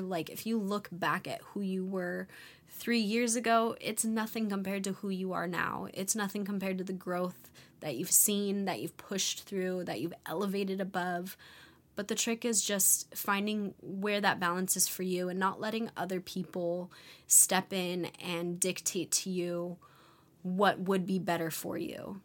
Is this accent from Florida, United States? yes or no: no; California, United States; moved away; I'm a California baby, and growing up in California, people are fun